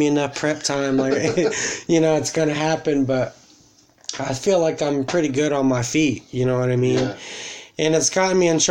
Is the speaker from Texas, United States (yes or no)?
yes; Texas, United States; I'm from Texas